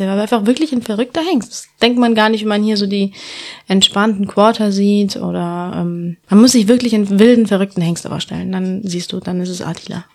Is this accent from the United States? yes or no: no; Andalusia, Spain; moved away as an adult; now in Germany; Ja, also ich bin in Andalusien aufgewachsen, auf einer wunderschönen Hacienda.